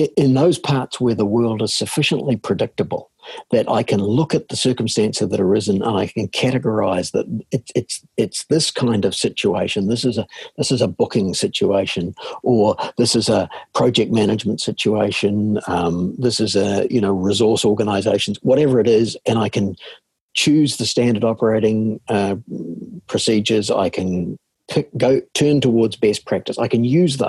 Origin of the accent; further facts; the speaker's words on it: New Zealand; from my accent that I'm a born and bred New Zealander.